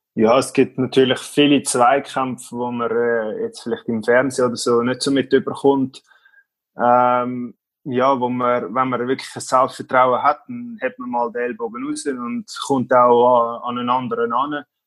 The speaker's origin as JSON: {"language": "German", "town": "Schneisingen", "region": "Aargau", "country": "Switzerland", "tie": "born or raised there", "said": "in unserem Dorf, wo ich aufgewachsen bin, in Schneisigen"}